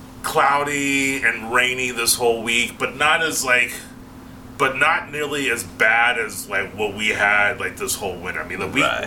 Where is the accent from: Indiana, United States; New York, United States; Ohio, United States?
Indiana, United States; Evansville; moved away; I came from Evansville